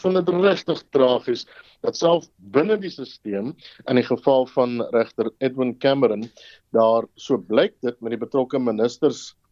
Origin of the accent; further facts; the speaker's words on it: South Africa; as Suid-Afrikaners